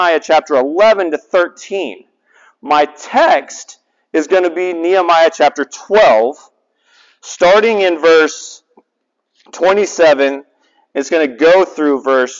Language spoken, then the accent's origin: English; the South, United States; now in Hawaii, United States; I'm from the South.